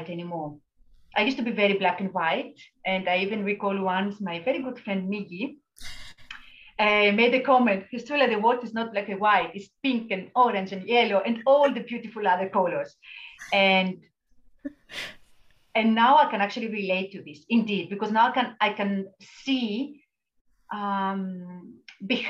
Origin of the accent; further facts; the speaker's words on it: Greece; moved away as an adult; I was in my hometown in Greece with my parents